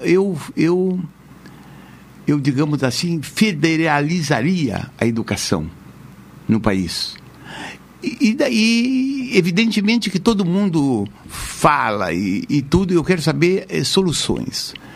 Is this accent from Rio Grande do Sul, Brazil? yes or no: yes; Jaguarão, Rio Grande do Sul, Brazil; eu me criei lá em Jaguarão